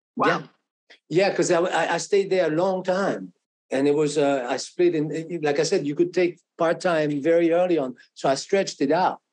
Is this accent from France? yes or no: yes; France; English is a second language; moved away as an adult; also born or lived in New York; now in Boston, United States; I came from France